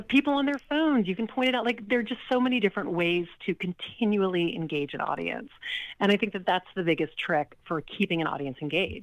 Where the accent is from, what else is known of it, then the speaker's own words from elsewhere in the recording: Lake Charles, Louisiana, United States; now in New York City, United States; I grew up in Lake Charles, Louisiana, not New Orleans